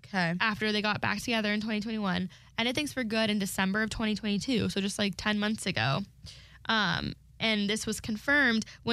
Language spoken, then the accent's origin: English; California, United States; I'm from California, so West to me is California